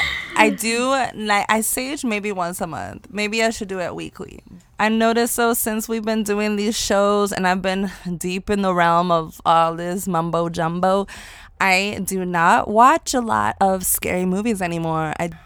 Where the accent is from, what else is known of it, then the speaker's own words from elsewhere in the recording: Ireland; because growing up in Ireland, majority of people grew up within the church and those religions.